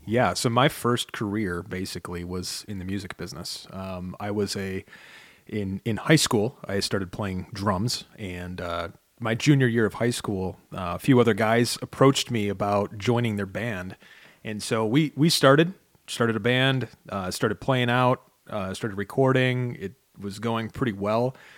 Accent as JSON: {"language": "English", "town": "Chicago", "region": "Illinois", "country": "United States", "tie": "born or raised there", "moved": "yes", "lives_now": "Michigan, United States", "said": "I grew up in Chicago, which is basically straight across the lake"}